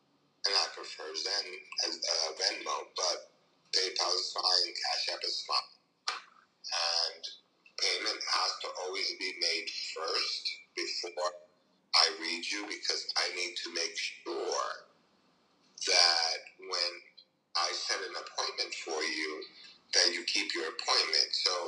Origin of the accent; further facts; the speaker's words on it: New Jersey, United States; And the reason that it's 862 is I came from New Jersey.